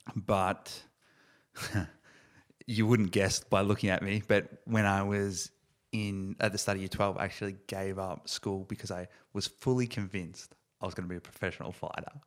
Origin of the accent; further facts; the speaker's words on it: Ballarat, Victoria, Australia; Originally from Ballarat